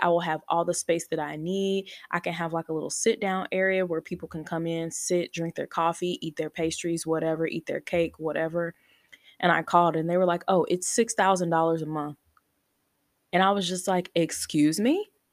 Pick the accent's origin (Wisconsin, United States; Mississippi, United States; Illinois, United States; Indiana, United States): Illinois, United States; Chicago; now in Texas, United States; we currently live in Texas. We're originally from Chicago, but we currently live in Texas